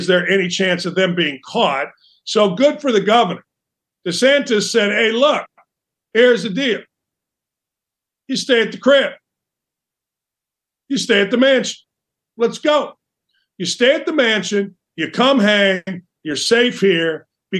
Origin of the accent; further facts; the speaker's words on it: Gary, Indiana, United States; growing up in Gary, Indiana, I was a Bears fan